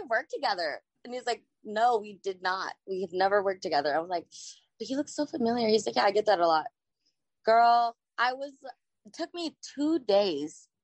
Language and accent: English; San Diego, California, United States; I'm from San Diego